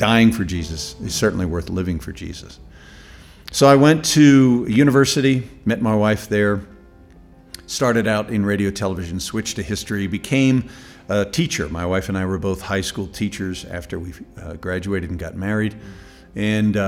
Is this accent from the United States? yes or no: yes; United States; As an American